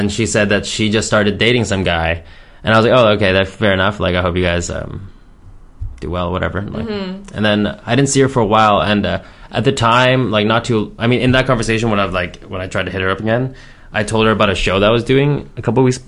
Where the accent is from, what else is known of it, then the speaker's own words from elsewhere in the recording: Richmond, British Columbia, Canada; also born or lived in Montreal, Canada; a lot of my hometown friends, like in Richmond